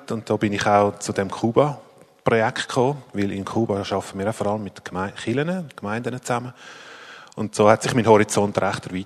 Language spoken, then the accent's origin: German; Zurich, Switzerland; Ich komme ursprünglich aus dem Zürich Oberland und wohne seit bald 13 Jahren in Zürich